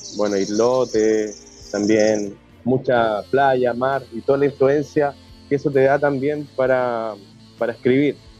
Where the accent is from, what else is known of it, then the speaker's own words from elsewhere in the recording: Puerto Varas, Los Lagos, Chile; moved away as an adult; now in Chiloé, Chile; yo vengo de una ciudad lacustre, eh, de Puerto Varas, que es bastante pequeña